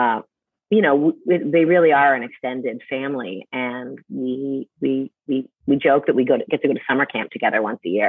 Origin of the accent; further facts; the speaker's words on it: Canada; moved away; I'm from Canada